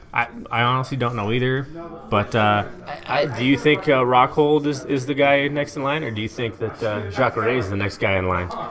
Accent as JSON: {"language": "English", "town": "Eugene", "region": "Oregon", "country": "United States", "tie": "born or raised there", "lives_now": "Salem, United States", "said": "I've been in Salem now for nine years, born and raised in Eugene"}